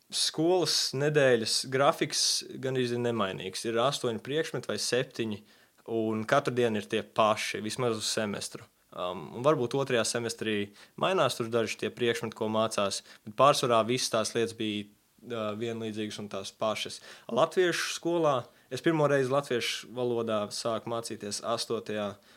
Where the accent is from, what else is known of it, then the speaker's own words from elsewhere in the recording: Texas, United States; born there; also born or lived in Latvia; es piedzimu, pats piedzimu Amerikā, Jā, Teksas štatā. Piedzimu sportista ģimenē.